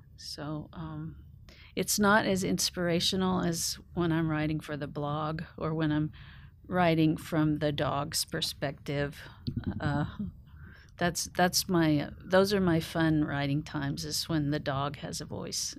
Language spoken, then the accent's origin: English; Oklahoma, United States; now in Nashville, United States; growing up on the Oklahoma Plains, it's, uh, it's in my bones